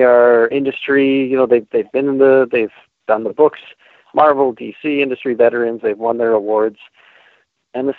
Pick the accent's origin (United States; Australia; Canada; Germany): Canada; St. Catharines, Ontario; also born or lived in Niagara Falls, Ontario; We grew up together in Niagara Falls and St. Catharines